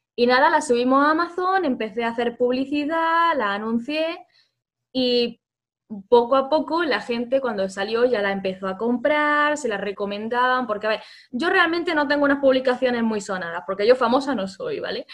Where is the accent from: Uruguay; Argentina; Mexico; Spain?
Spain; Granada, Andalusia; somos de Granada